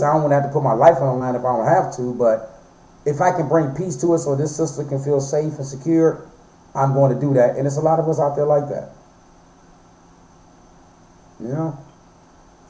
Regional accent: Flint, Michigan, United States; moved away as an adult; I'm from Flint, Michigan. You know, I moved here 5 years ago

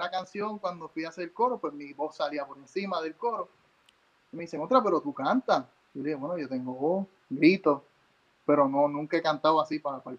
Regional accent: San Juan, Puerto Rico; moved away as an adult; now in New Jersey, United States; yo soy nacido y criado en San Juan, Río Piedra, Puerto

